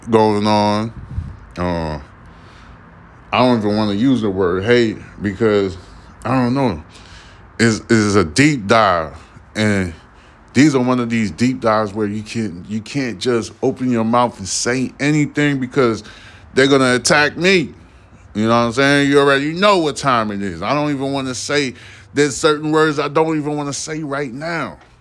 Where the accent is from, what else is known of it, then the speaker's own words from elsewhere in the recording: New York City, New York, United States; now in Houston, United States; I'm originally from Brooklyn, New York, but I've been living in goddamn Houston since, um, I've been in Houston since two thousand four